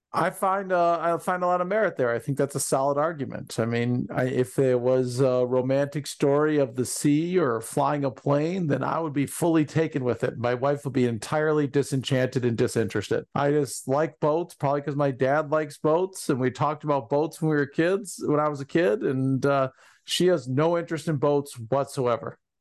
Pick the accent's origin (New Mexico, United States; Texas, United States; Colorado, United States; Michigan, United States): Michigan, United States; Ann Arbor; also born or lived in Columbus, Ohio / Marion, Ohio; my life growing up in Ann Arbor